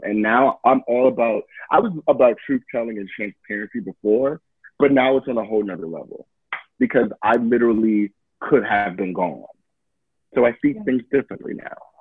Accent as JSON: {"language": "English", "town": "Detroit", "region": "Michigan", "country": "United States", "tie": "born or raised there", "moved": "yes", "said": "I'm from Detroit. My family's from Detroit"}